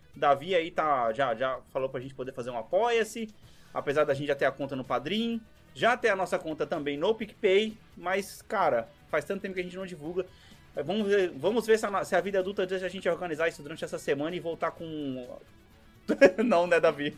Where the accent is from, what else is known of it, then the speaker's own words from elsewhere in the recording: Brazil; moved away; ainda sou brasileiro